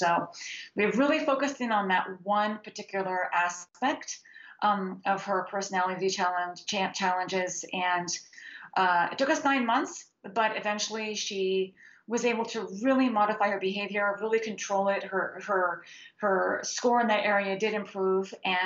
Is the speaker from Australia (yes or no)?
no; Switzerland; moved away; I grew up in Switzerland, and I still go back there all the time